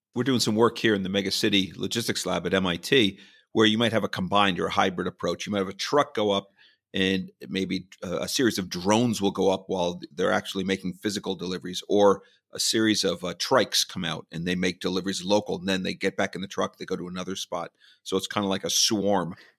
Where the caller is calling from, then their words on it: Boston, Massachusetts, United States; I'm calling in from Boston